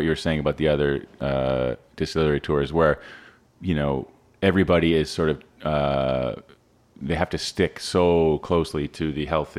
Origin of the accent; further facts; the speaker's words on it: Ontario, Canada; growing up in Ontario